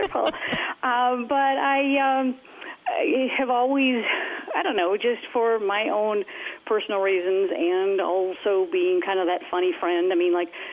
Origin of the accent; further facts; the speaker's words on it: Minneapolis, Minnesota, United States; I was born and raised in the Kingdom of Minneapolis, Minnesota.